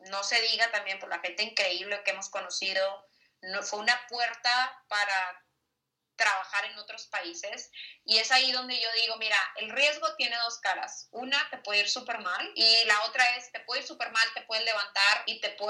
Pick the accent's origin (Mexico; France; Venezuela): Mexico; Monterrey, Nuevo León; moved away as an adult; now in Bogotá, Colombia; tú sabes cómo somos los regios